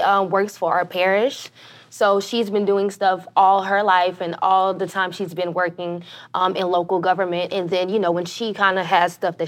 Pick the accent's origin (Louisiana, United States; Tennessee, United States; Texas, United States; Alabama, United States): Louisiana, United States; Lake Charles; I'm from Lake Charles, originally born and raised, North Lake Charles, Gosport